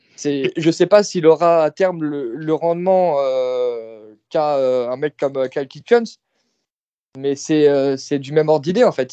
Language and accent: French; France; en tant que Français